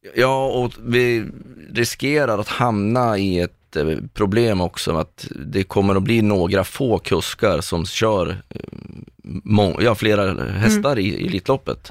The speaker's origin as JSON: {"language": "Swedish", "town": "Östersund", "region": "Jämtland", "country": "Sweden", "moved": "yes", "lives_now": "Stockholm, Sweden", "said": "Jag är en jämtlänning från Östersund mm. som har bott i Stockholm sedan 98"}